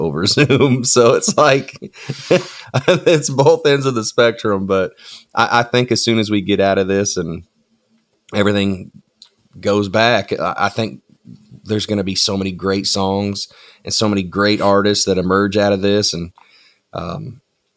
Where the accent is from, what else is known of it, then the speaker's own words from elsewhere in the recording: Tenino, Washington, United States; also born or lived in Nashville, Tennessee; now in Goodlettsville, United States; I'm originally from a place called Tenino, Washington, which is essentially, it's on the I-5 corridor right in the middle of Portland and Seattle. So I grew up in the country